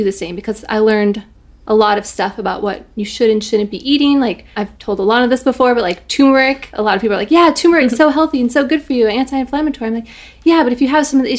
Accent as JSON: {"language": "English", "region": "Wisconsin", "country": "United States", "tie": "born or raised there", "said": "growing up in Wisconsin, my family was like"}